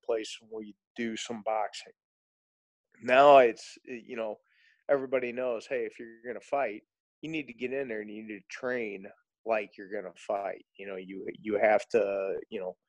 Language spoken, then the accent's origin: English; St. Louis, Missouri, United States; I grew up in South County, born and raised in St. Louis.